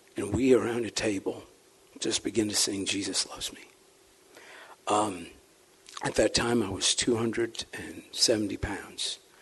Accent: St. Louis, Missouri, United States; accent: St. Louis slur; I'm not using slang slightly articulate, kind of with a St. Louis slur

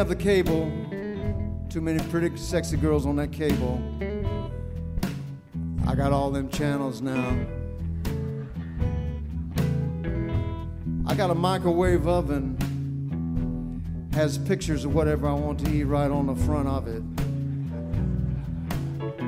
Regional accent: Texas, United States; now in Nashville, United States; I moved to Nashville, Tennessee, 30-something years ago from my home state of Texas

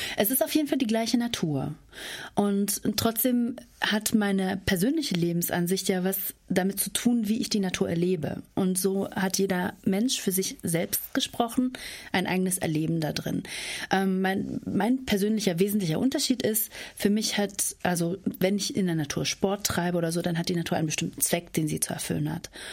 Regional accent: Spreewald, Brandenburg, Germany; moved away as an adult; now in Essen, Germany; Aber ich komme selber aus dem Spreewald. Also ich bin ein echtes Landei und lebe jetzt in der Großstadt. Ich bin auf einem Hof groß geworden

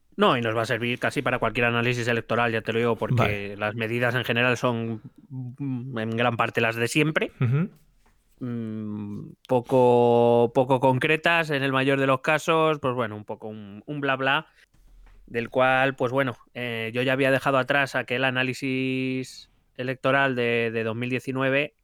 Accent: Madrid, Community of Madrid, Spain; Soy madrileño de nuevo cuño

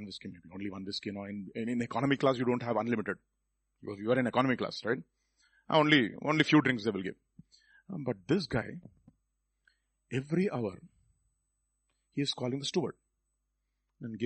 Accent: Hyderabad, Telangana, India; Nen Hyderabad nincha.

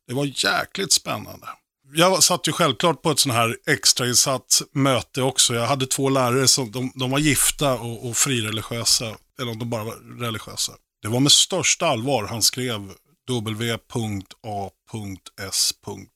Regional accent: Oxelösund, Södermanland, Sweden; also born or lived in Nyköping; Jag föddes på Nyköpings BB. Jag växte upp i lilla Oxelösund, Sörmland, 11 mil söder om Stockholm

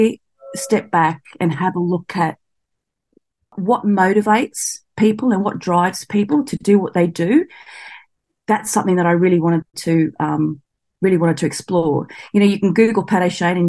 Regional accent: Sydney, New South Wales, Australia; I grew up near Blacktown out at Western Sydney

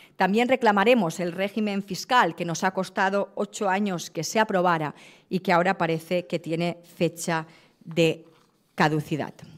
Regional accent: Balearic Islands, Spain

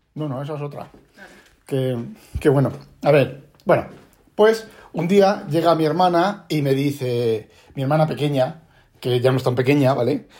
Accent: Spain; now in Netherlands; nosotros somos españoles

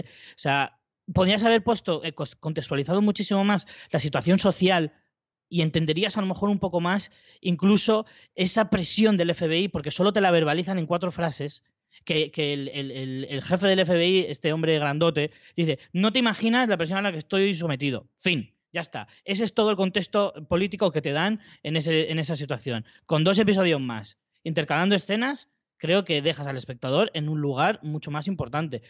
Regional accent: Spain; como español

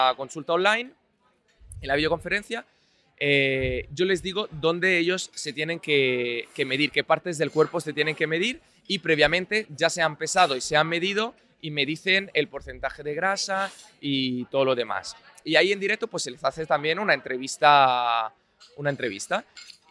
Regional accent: Italy; now in Madrid, Spain; yo soy un filólogo italiano

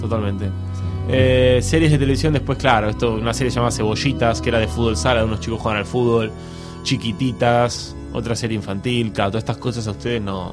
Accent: Argentina; moved away; soy argentino

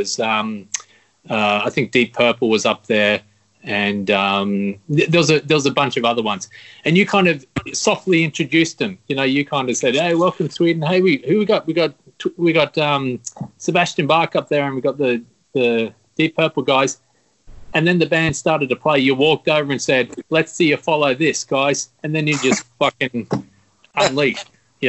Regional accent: Australia; I'm from Australia

